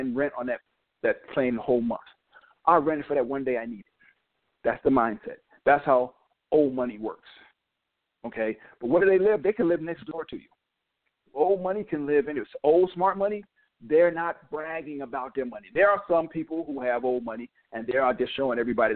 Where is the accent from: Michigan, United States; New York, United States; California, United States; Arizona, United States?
New York, United States; also born or lived in North Carolina / Connecticut; now in Georgia, United States; I born in North Carolina, grew up in New York, spent a long time in Connecticut. Now I'm in Georgia.